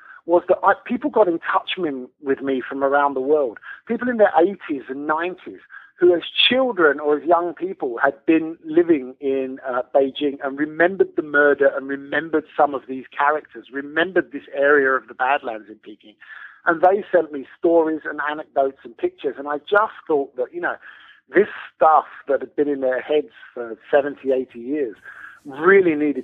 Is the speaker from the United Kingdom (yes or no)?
yes; United Kingdom; moved away as an adult; now in China; I've lived in China as a Brit. I've lived in China for over 20 years now